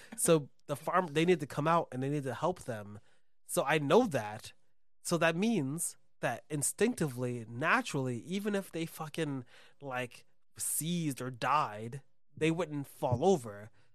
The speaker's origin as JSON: {"language": "English", "town": "New York City", "region": "New York", "country": "United States", "also_born_or_lived": "Brooklyn", "said": "I'm from the Bronx"}